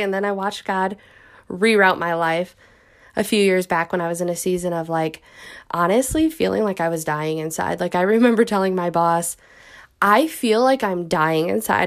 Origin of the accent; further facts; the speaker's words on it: Midwest, United States; I'm from the Midwest